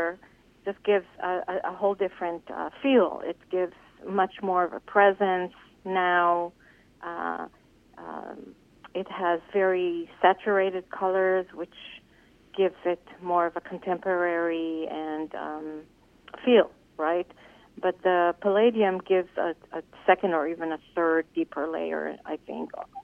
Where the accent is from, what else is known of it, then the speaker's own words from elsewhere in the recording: Israel; moved away; when I grew up in Israel